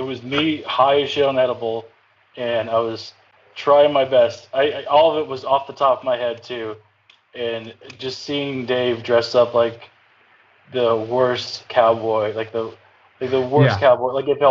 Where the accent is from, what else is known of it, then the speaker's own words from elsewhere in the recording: North Carolina, United States; moved away; Born and raised in North Carolina.